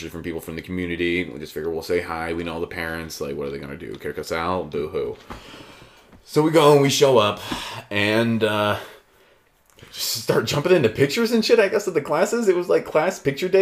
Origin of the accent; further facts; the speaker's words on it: Brunswick, United States; moved away as an adult; also born or lived in Savannah; leaving my hometown